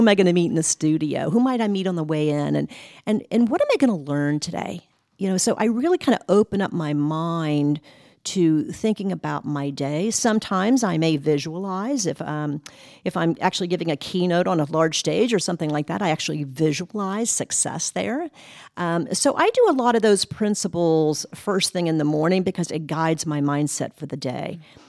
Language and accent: English; Ohio, United States; also born or lived in West Virginia; So a lot of my time, I grew up in Ohio in the Midwest.